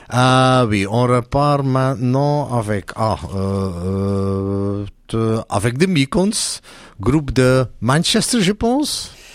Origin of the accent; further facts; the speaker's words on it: Belgium; chez nous en Belgique